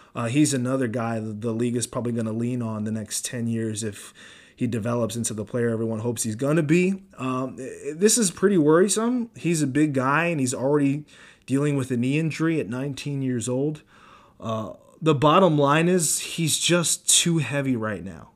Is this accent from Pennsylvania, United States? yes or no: yes; Philadelphia, Pennsylvania, United States; I'm an East Coaster, Philly born and raised.